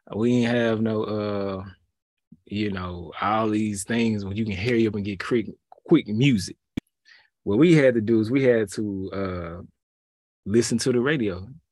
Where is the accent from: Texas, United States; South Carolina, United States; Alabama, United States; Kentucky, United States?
Texas, United States; Houston; I'm from that H town, you feel me? seven one three, two eight one